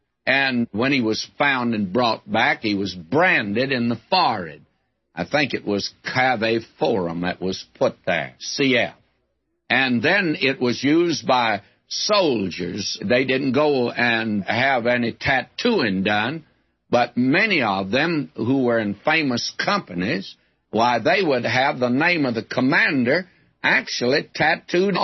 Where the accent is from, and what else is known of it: West Texas, United States; born or raised there